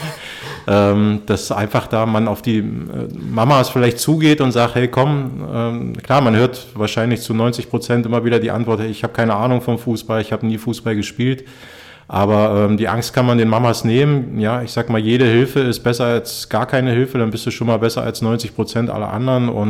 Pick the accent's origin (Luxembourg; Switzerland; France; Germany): Germany; East Germany; Ich bin in der DDR aufgewachsen. Ich bin 80er Jahre Ostkind und äh, bei uns im Osten